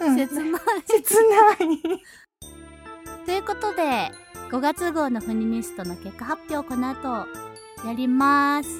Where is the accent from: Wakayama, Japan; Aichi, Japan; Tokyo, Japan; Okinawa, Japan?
Aichi, Japan; 愛知県出身